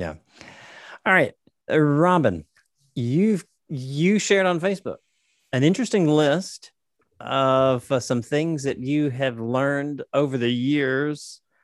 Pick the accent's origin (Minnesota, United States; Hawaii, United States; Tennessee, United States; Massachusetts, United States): Tennessee, United States; Nashville; now in Corpus Christi, United States; I'm from Nashville, Tennessee, currently living in Corpus Christi, Texas